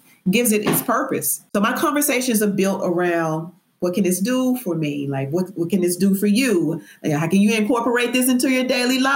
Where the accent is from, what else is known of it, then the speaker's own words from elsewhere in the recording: Memphis, Tennessee, United States; also born or lived in Brooklyn, New York; I'm a Southerner. I'm from Memphis, Tennessee